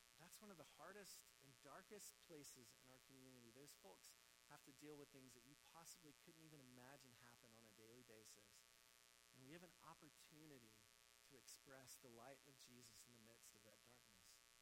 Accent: Mississippi, United States; now in South Carolina, United States; I grew up in Mississippi, and now I live in South Carolina

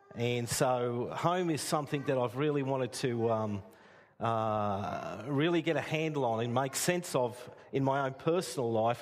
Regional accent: Castlemaine, Victoria, Australia; moved away as an adult; now in Port Stephens, Australia; I was raised in Castlemaine

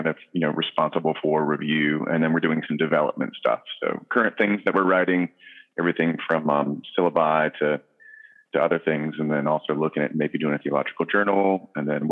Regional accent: Virginia Beach, Virginia, United States; also born or lived in Charlottesville, Virginia / Kosciuszko, Mississippi; now in Culpeper, United States; I grew up in Virginia Beach, Virginia, born and raised, beach kid

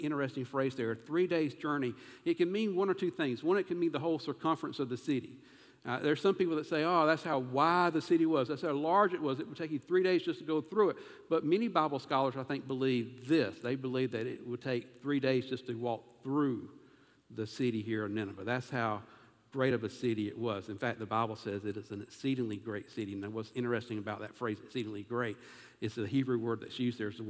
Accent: South Carolina, United States; accent: southern; I'm from South Carolina, but apparently I've got a dialect.

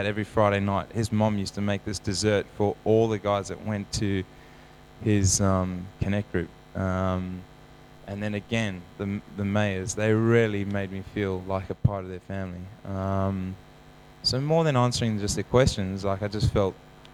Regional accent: South Africa; Growing up in South Africa, we sing the Lord's Prayer

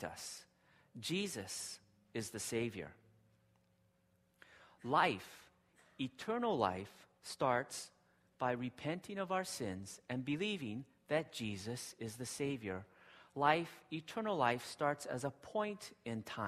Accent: Hawaii, United States; now in Japan; I grew up in Hawaii, and my wife and kids love Hawaii.

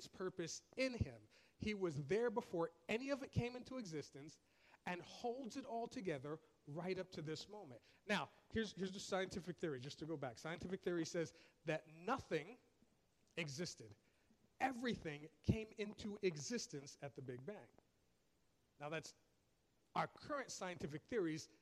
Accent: New York, United States; I'm from New York

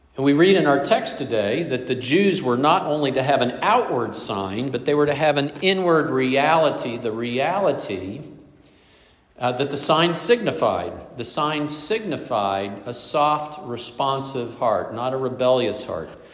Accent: the Bible Belt, the South, United States; I grew up in the Bible Belt, the belt of privilege

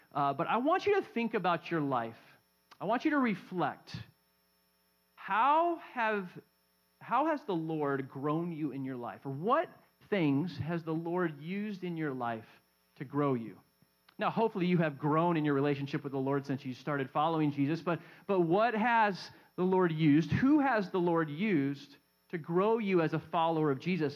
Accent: Southern California, United States; growing up in Southern California

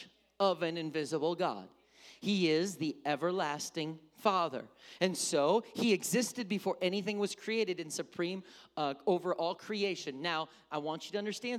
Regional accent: Wisconsin, United States; I come from Wisconsin.

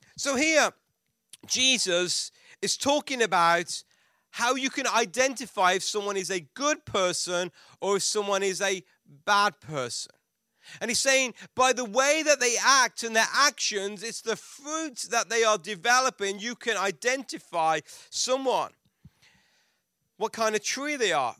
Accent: England, United Kingdom; moved away; we're from England

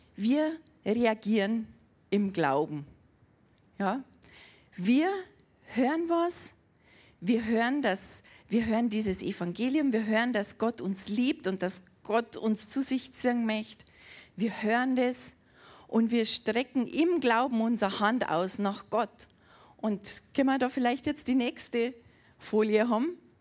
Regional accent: Germany; bei uns in Deutschland.

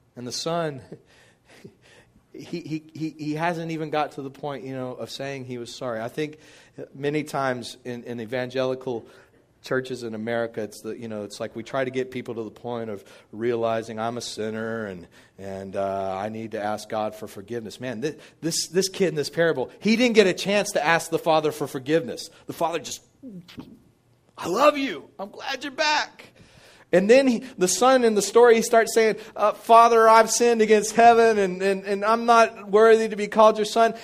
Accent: Midland, Texas, United States; I grew up in Midland, Texas

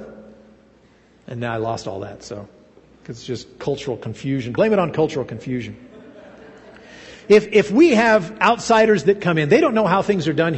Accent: United States; also born or lived in Russia; I was operating as an American

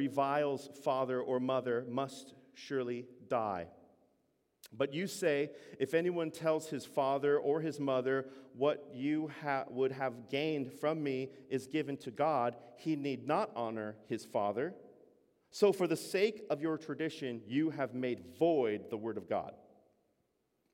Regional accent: United States; I'm an American

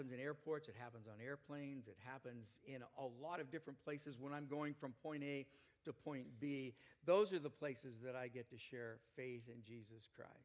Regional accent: Canby, Oregon, United States; I'm from Canby, Oregon

